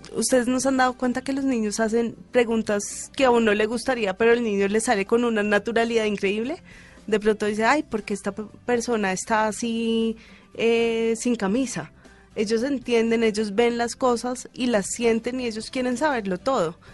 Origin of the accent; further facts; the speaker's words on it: Bogotá, Colombia; yo soy más rola que quien sabe